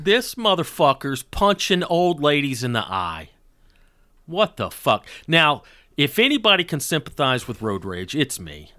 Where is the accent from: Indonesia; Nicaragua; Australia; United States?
United States; the South; now in Los Angeles, United States; growing up in the South